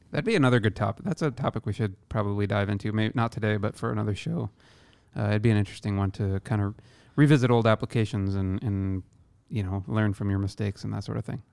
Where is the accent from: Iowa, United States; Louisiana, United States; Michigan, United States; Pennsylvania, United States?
Iowa, United States; now in Seattle, United States; my hometown in Iowa